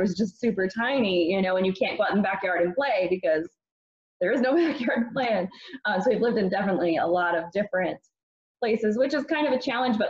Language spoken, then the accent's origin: English; East Coast, United States; because we were in Arizona and I grew up on the East Coast and was kind of missing it.